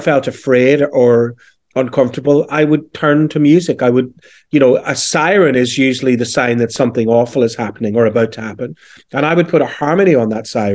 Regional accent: Belfast, Northern Ireland, United Kingdom; accent: Northern Irish; moved away; also born or lived in London; I was born in 1966 in West Belfast, I suppose famously known as the Falls Road

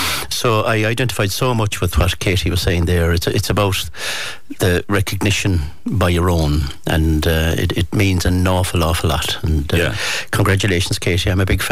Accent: Castlebar, Connacht, Ireland; I was 4 years of age, and I grew up in Castlebar

